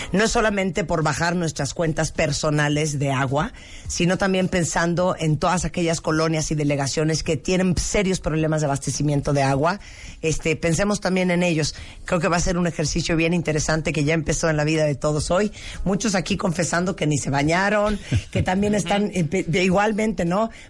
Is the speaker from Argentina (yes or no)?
yes; Argentina; que yo soy argentino